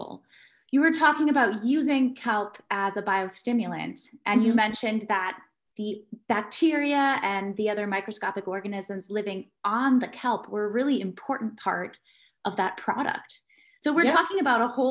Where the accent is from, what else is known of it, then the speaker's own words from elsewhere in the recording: Midwest, United States; the corn farm that I grew up with in the Midwest